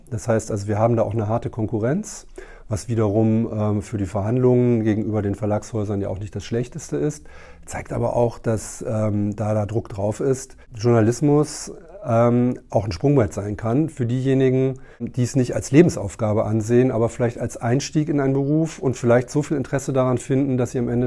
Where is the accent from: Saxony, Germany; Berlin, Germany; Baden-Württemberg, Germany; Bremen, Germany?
Berlin, Germany; und ich ja als Berliner nicht geneigt bin, die zu verraten